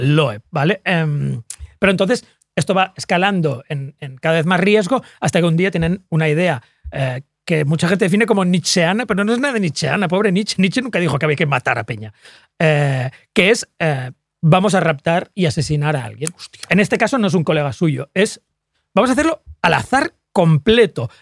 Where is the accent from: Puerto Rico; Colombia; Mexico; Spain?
Spain; Sant Boi de Llobregat, Catalonia; porque yo soy de San Boy